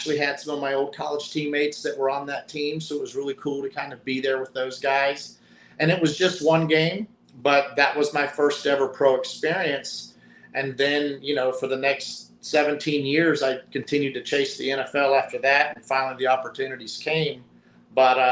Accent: the mountains of Virginia, United States; accent: strong drawl; I grew up in the mountains of Virginia where, you know, everybody said y'all

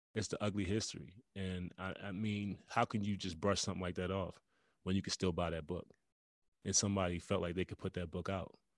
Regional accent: United States; we're Americans

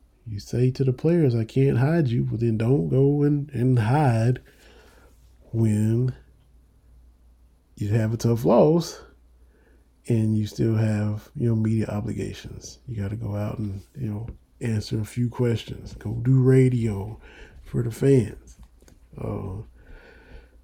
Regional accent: Harlan County, Kentucky, United States; I'm from Harlan County, Kentucky

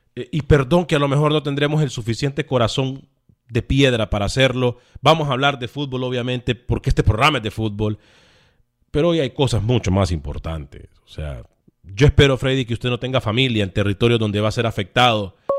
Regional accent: Honduras; now in Houston, United States; como hondureño

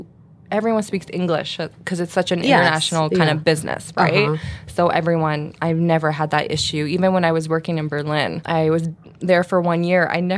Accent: Canada; Since I'm Canadian, I was seeing what Canada had to offer

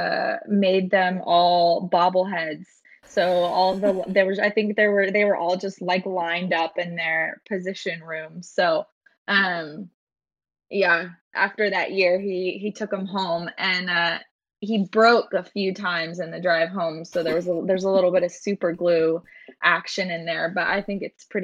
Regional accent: Portland, Oregon, United States; I actually grew up here in Portland too.

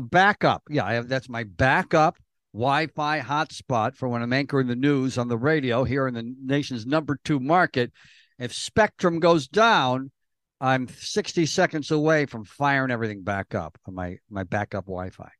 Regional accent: Elmira, New York, United States; the one I grew up going to in Elmira

